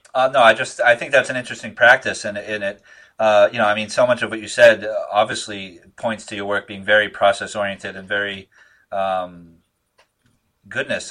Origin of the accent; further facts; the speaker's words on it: Northeast, United States; I'm from here